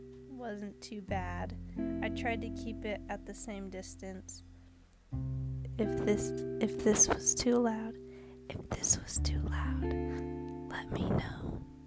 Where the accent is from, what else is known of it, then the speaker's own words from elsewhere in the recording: Queens, New York, United States; Dominican, Cuban, my dad is from PR, and Cuba, that means I am Chile, Dominican Rican, but I always say I'm from Queens.